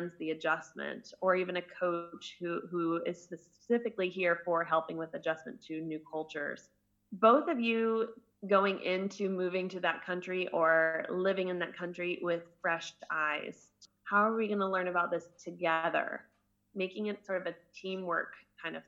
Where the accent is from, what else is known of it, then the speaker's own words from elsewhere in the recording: United States; moved away as an adult; now in Germany; I'm American